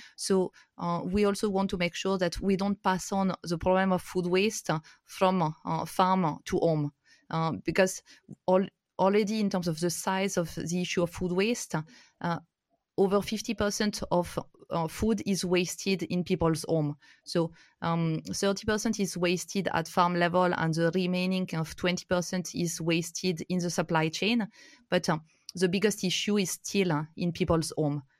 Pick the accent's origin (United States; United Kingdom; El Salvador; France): France; moved away as an adult; also born or lived in India; I'm originally from France. My grandparents were potato farmers, and, uh, I've, uh, grown up in the countryside